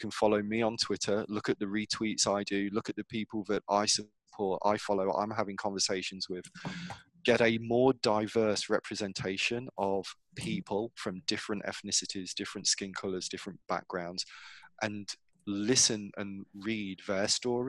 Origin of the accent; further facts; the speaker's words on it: England, United Kingdom; moved away as an adult; now in United States; I grew up in England, so I know what it feels like or what it should feel like to be English or British